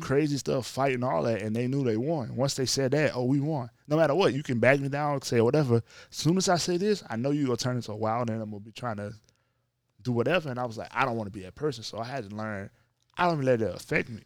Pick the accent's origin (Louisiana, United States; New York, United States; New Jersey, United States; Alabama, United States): Louisiana, United States; North; I grew up in North Louisiana